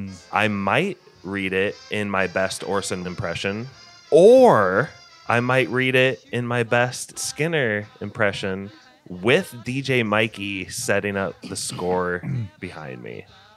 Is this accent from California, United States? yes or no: no; Northern Indiana, United States; accent: Northern Indy; my Northern Indy accent voice